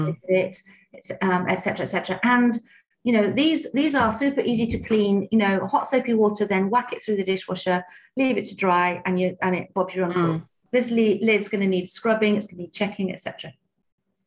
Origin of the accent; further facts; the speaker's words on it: United Kingdom; we're quite British